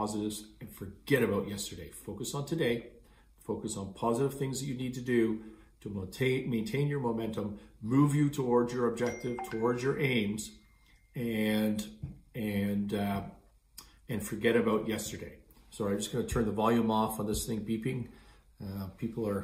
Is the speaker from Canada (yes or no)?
yes; Canada; I'm Canadian.